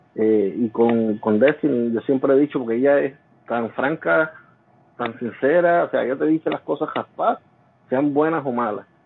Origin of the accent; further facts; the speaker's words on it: Jayuya, Puerto Rico; como yo soy natural de Jayuya, después nosotros volvimos, nos mudados para Jayuya